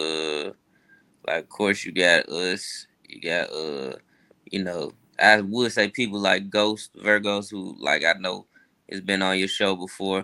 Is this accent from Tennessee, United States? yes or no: yes; Memphis, Tennessee, United States; I'm originally from Mitchell Heights. You know, over there, really, off of Summer Avenue